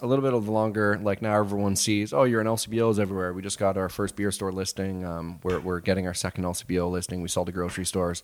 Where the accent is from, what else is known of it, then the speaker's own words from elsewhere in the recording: Blenheim, Ontario, Canada; now in Windsor, Canada; We're from Blenheim. So small town, four thousand people